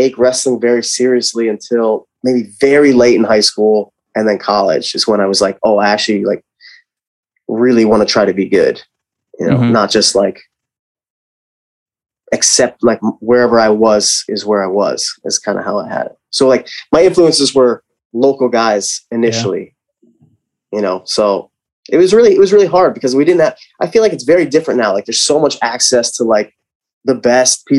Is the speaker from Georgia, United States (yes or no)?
no; Lehigh Valley, Pennsylvania, United States; I'm from Lehigh Valley